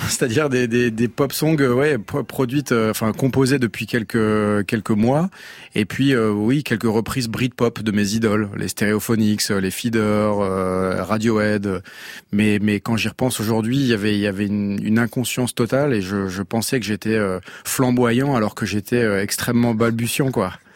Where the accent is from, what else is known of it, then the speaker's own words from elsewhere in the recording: Eastern Moselle, Grand Est, France; moved away as an adult; also born or lived in Paris; je suis originaire de Moselle-Est, j'étais à Paris